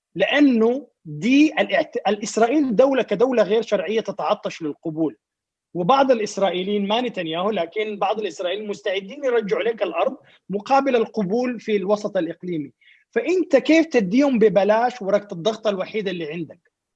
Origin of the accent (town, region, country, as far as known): Sudan